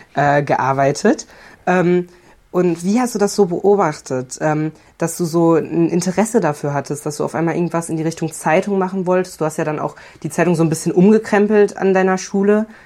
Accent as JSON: {"language": "German", "region": "North Rhine-Westphalia", "country": "Germany", "said": "bei uns in NRW"}